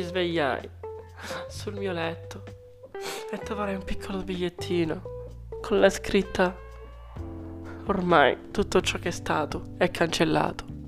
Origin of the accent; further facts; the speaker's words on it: Rome, Lazio, Italy; vengo da Roma